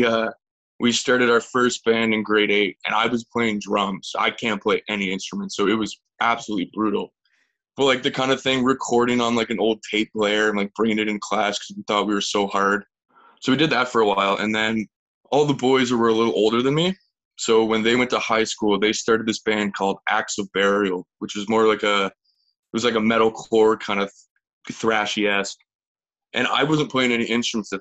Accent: Grimsby, Ontario, Canada; also born or lived in Thunder Bay; now in St. Catharines, Canada; I grew up just down the road in Grimsby. So I'm a Niagara boy, but like, yeah, I grew up in Grimsby.

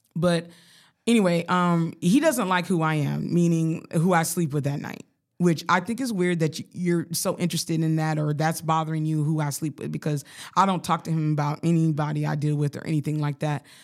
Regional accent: Colorado Springs, Colorado, United States; moved away; I grew up poor in Colorado

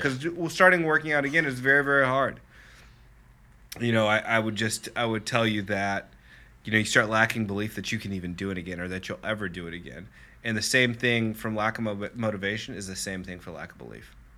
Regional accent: Lenexa, Kansas, United States; I grew up in Lenexa and very middle class family

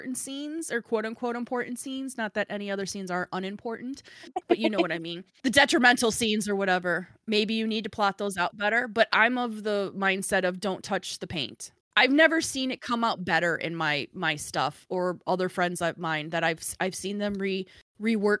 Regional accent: Midwest, United States; accent: Midwestern; my Midwestern

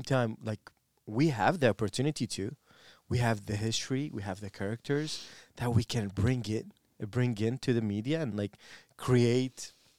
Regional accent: Iraq; I always have a pride in where I am from. Okay, like if someone asks me, like, here, I'm from Mesopotamia.

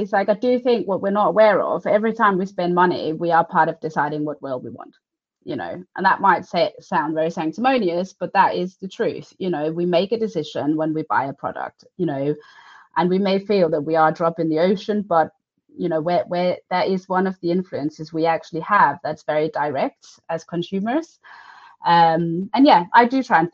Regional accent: Denmark; I'm from Denmark

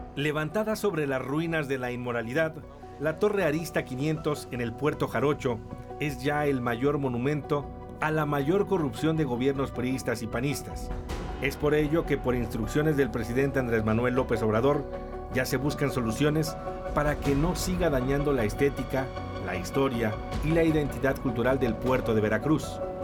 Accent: Weston-super-Mare, South West England, United Kingdom; mi ciudad natal, Weston Supermare, en Inglaterra

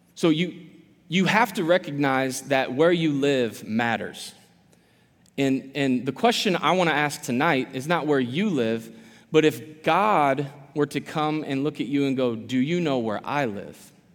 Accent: Quincy, Illinois, United States; I am from Quincy originally, born and raised

